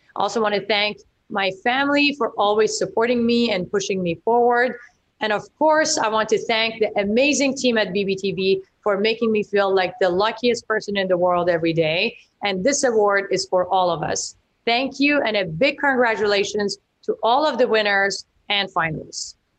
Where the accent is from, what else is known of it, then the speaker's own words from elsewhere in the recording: Iran; now in Vancouver, Canada; I grew up in Iran during the revolution